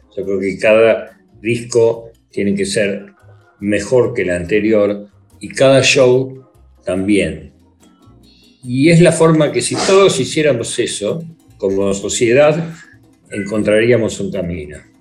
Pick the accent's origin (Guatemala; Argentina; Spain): Argentina; also born or lived in London; en mi país, donde soy conocido